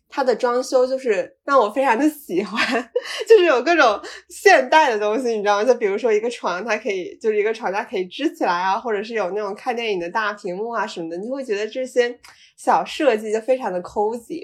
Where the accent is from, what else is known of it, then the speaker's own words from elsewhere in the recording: Shenzhen, Guangdong, China; moved away as an adult; also born or lived in United States / North Carolina; now in Dali, China; 我是在深圳长大